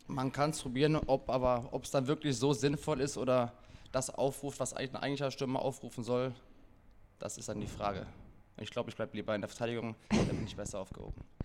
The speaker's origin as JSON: {"language": "German", "town": "Villingen-Schwenningen", "region": "Baden-Württemberg", "country": "Germany", "tie": "born or raised there", "also_born_or_lived": "Essen", "moved": "as an adult", "lives_now": "Hamburg, Germany", "said": "in meiner Heimatstadt in Schwenningen"}